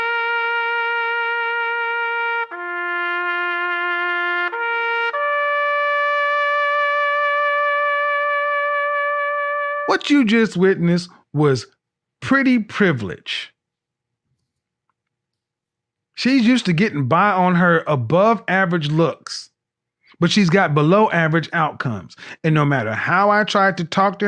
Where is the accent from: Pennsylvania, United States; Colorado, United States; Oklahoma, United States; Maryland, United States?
Oklahoma, United States; I'm from Oklahoma